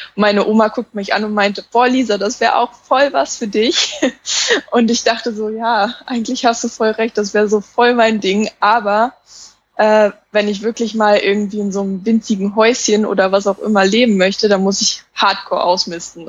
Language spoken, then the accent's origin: German; Saxony-Anhalt, Germany; moved away as an adult; ich komme ursprünglich nämlich aus Sachsen-Anhalt